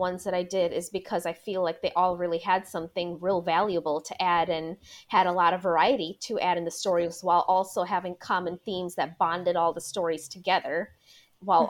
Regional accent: Milwaukee, Wisconsin, United States; born or raised there

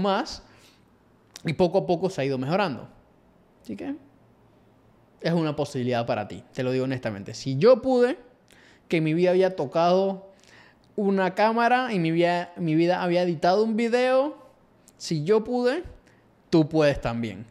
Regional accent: Panama; acá en Latinoamérica o Panamá, de donde soy yo

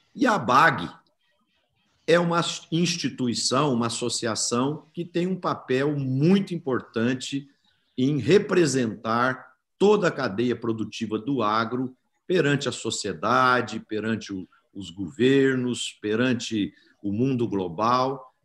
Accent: Brazil; todos nós somos brasileiros

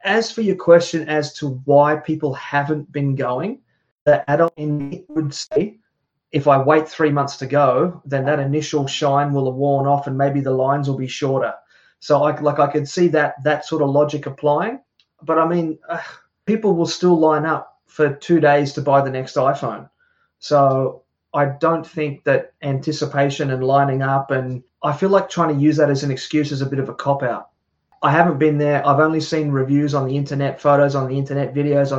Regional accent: Australia; me growing up in Australia

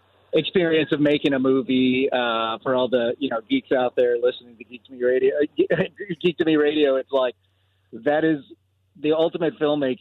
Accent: Puerto Rico; I was born in Puerto Rico

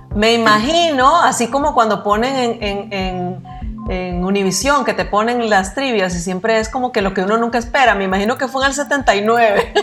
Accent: Costa Rica; now in Nicaragua; yo me crié en Costa Rica y recién llegada a Nicaragua

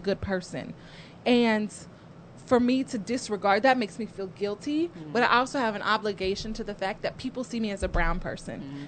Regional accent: Lawrence, Kansas, United States; I grew up in Lawrence, Kansas

